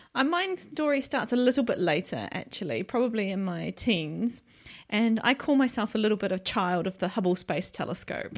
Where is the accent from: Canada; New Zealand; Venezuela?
New Zealand; moved away as an adult; now in United Kingdom; I'm from New Zealand, so I was obviously in New Zealand